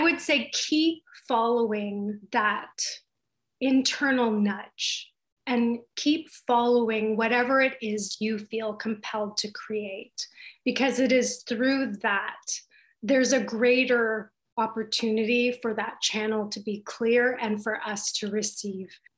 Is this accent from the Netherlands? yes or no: no; Baffin Island, Nunavut, Canada; now in Toronto, Canada; I grew up on Baffin Island